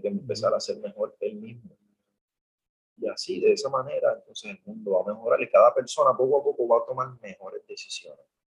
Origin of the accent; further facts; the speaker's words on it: Puerto Rico; mi situación actual como puertorriqueño